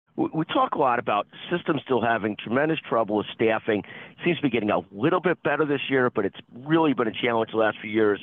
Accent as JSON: {"language": "English", "region": "Illinois", "country": "United States", "said": "I'm an Illinois person"}